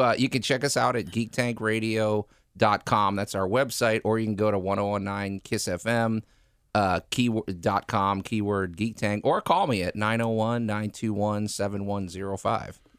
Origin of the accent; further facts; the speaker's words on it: Massachusetts, United States; now in Memphis, United States; I'm originally, I'm from Massachusetts